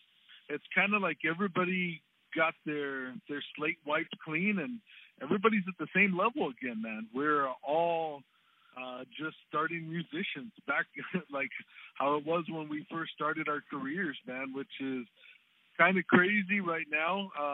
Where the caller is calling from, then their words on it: Tucson, Arizona, United States; All the way from beautiful Tucson, Arizona, man.